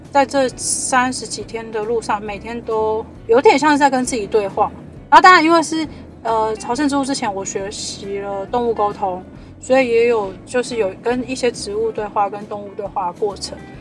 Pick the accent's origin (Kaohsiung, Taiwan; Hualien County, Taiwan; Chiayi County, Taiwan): Kaohsiung, Taiwan; now in Taipei, Taiwan; 我的家乡高雄